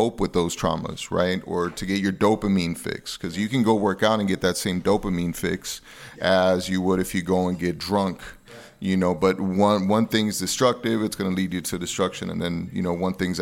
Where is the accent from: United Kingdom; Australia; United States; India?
United States; Las Vegas, Nevada; also born or lived in Los Angeles; I lived in LA for a couple of years, and then I've been out here since I was about 13 and a half, 14 years old. So I grew up here mainly in Vegas.